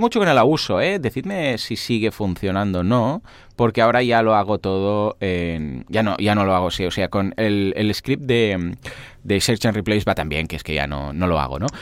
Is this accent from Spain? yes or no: yes; Spain; somos de España